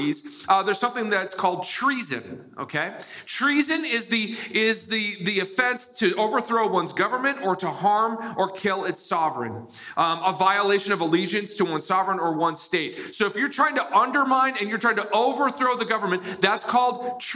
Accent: United States; I was born in the United States.

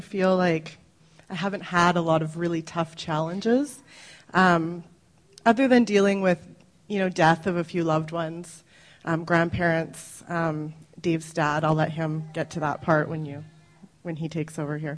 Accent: Surrey, British Columbia, Canada; now in Langley, Canada; I grew up in Surrey, so not far from here

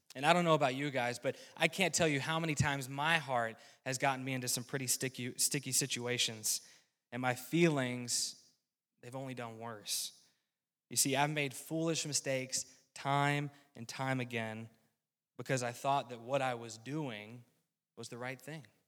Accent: rural North Carolina, United States; now in Midwest, United States; I was born and raised in a Christian home in rural North Carolina.

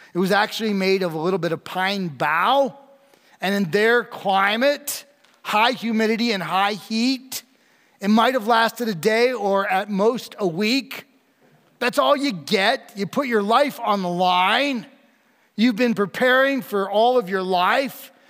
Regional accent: New York, United States; I'm from New York, not New York City

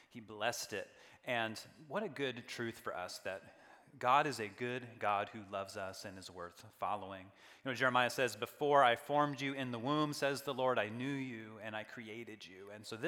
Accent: United States

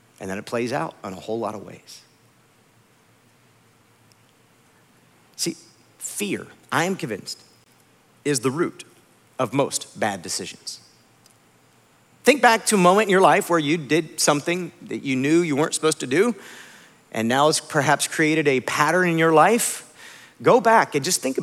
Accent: Akron, Ohio, United States; now in Indianapolis, United States; I grew up in Akron, Ohio

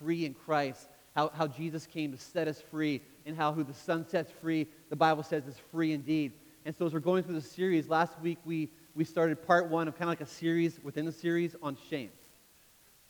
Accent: Canada; I grew up in Canada, which means as a kid, I played ice hockey

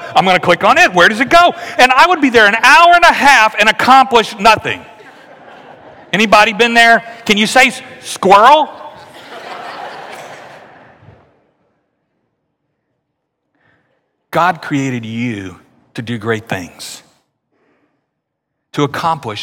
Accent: Louisiana, United States; moved away; I grew up in Louisiana

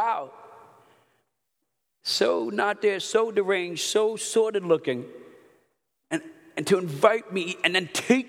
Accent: New York, United States; I'm Italian, I'm from New York

